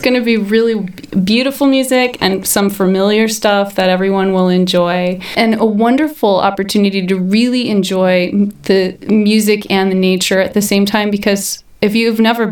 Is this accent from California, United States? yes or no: no; Brown County, Indiana, United States; It was kind of obvious I was from Brown County